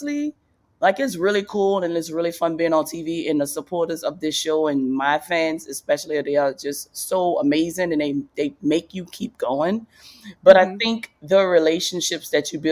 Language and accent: English; New Orleans, Louisiana, United States; moved away; I grew up in New Orleans, and New Orleans is a huge football city